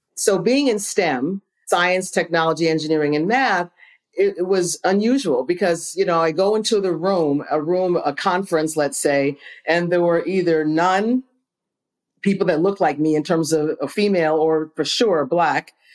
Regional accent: Phoenix, Illinois, United States; I was born and raised in a small town right south of Chicago. It's called Phoenix, Illinois.

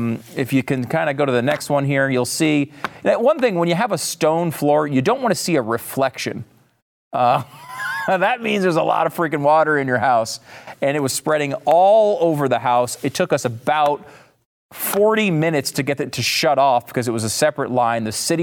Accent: Northeast, United States; now in Texas, United States; I will say, and I have to admit, I'm from the Northeast. If I still lived up there, I would be mocking this relentlessly.

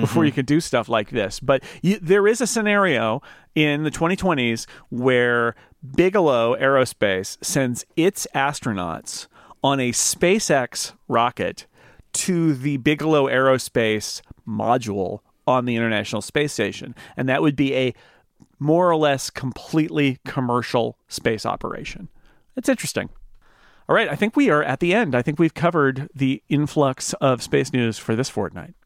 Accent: Sonora, California, United States; my hometown of Sonora, California

